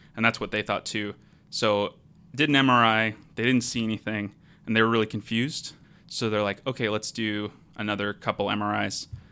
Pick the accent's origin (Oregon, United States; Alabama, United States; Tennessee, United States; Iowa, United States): Oregon, United States; Portland; moved away as an adult; now in Seattle, United States; I'm from the Portland area